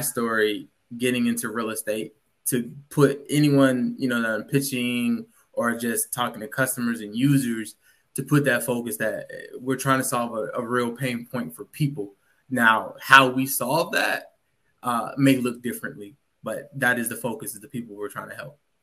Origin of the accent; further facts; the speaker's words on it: Virginia, United States; moved away as an adult; also born or lived in Washington, D.C. / Detroit; born and raised in Virginia